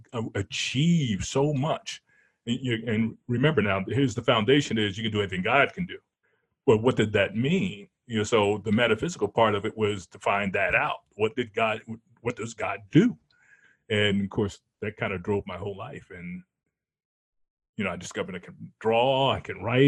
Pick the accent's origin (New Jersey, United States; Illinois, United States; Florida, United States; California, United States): New Jersey, United States; also born or lived in Philadelphia, Pennsylvania; I was born in Philadelphia. I mean, South Philly. Parents moved to North Philly. Before I was 5 years old, they moved to South Jersey